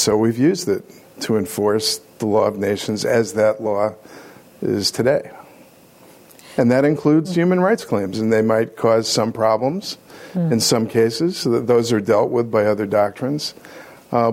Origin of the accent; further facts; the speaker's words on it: New York City, New York, United States; also born or lived in England; growing up in New York City, going to school in Harlem